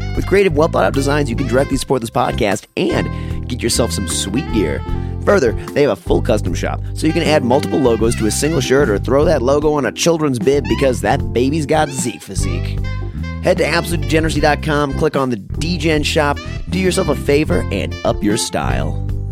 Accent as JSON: {"language": "English", "region": "Minnesota", "country": "United States", "said": "I'm from Minnesota"}